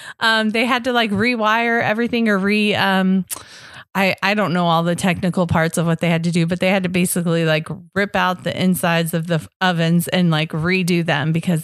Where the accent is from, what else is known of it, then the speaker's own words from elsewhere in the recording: Modesto, California, United States; now in Northwest Arkansas, United States; I am originally from Northern California, Modesto, California, which is about an hour and a half east of San Francisco.